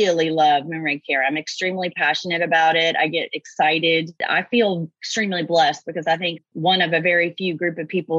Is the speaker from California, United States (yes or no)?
no; Kentucky, United States; I grew up in Kentucky and I went to Eastern Kentucky University.